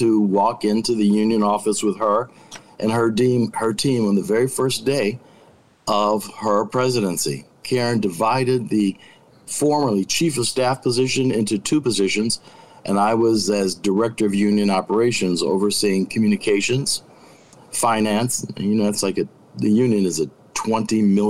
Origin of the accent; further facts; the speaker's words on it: Chicago, Illinois, United States; we're black people from the South Side.